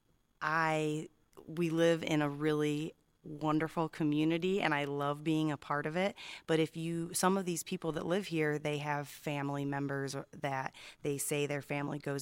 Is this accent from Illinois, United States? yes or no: yes; Illinois, United States; now in Santa Catalina Island, United States; I'm from Illinois